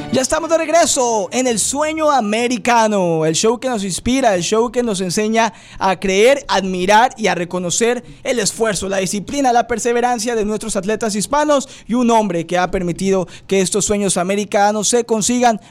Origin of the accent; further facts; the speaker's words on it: Mexico; now in United States; yo soy inmigrante de México